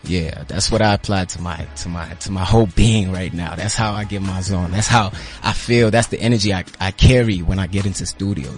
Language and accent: English; Butterworth, Eastern Cape, South Africa; I hail from Eastern Cape, uh, yeah. uh, Butterworth.